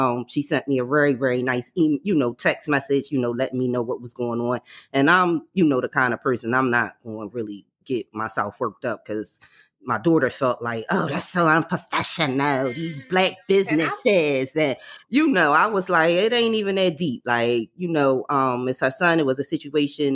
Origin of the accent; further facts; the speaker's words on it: Philadelphia, Pennsylvania, United States; We from Philly